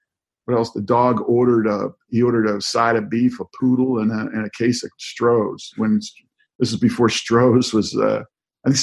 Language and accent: English; United States; I grew up near the Chesapeake Bay.